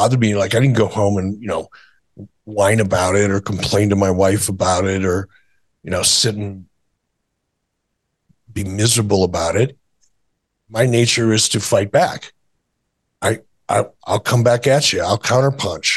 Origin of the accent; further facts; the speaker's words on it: Detroit, Michigan, United States; moved away; also born or lived in Minnesota; my childhood and growing up in Detroit